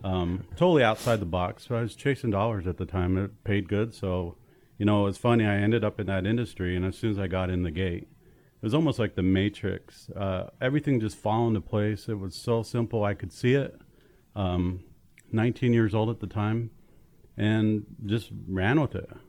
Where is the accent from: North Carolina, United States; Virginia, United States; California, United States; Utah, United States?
Utah, United States; Tooele; born and raised in Tooele, Utah, a small town west of Salt Lake City.